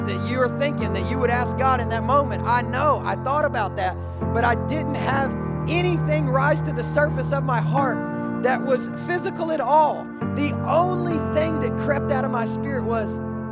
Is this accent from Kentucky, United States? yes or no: yes; Kentucky, United States; I'm from Kentucky